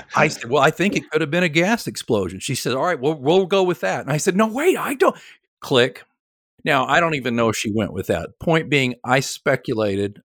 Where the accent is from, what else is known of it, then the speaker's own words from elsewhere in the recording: Oklahoma City, Oklahoma, United States; moved away as an adult; now in Kansas City, United States; I'm from Oklahoma City originally